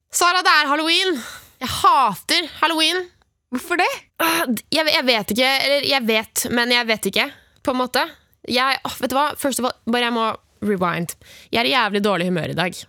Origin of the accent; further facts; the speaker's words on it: Oslo, Norway; hjemme i Oslo, der hvor mamma og pappa bor, der, der jeg vokste opp